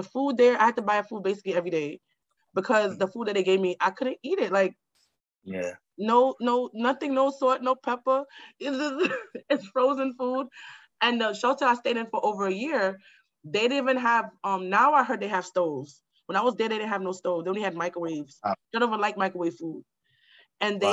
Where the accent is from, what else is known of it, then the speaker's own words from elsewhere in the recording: New York City, New York, United States; I grew up in Queens in a home and a house